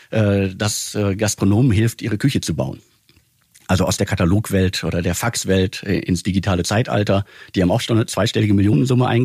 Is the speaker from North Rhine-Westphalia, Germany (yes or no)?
yes; Ruhr area, North Rhine-Westphalia, Germany